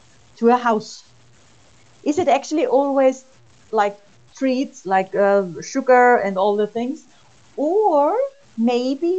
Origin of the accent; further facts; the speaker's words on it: Austria; also born or lived in United States; I'm from Austria.